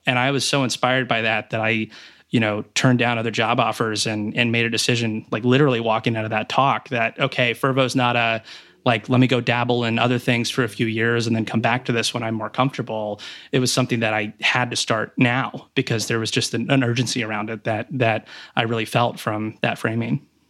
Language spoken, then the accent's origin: English; Riesel, Texas, United States; moved away as an adult; also born or lived in Houston, Texas / Tulsa, Oklahoma / Stanford, California; I was born in Houston, Texas, um, but then when I was in kindergarten, we actually moved back to my dad's hometown, um, which is a rural part of Texas, Riesel, Texas, near Waco